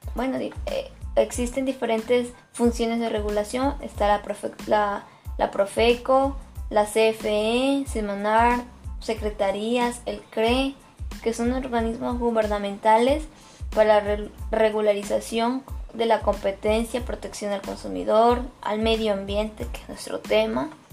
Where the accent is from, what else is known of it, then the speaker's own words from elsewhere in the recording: Mexico; a nosotros como mexicanos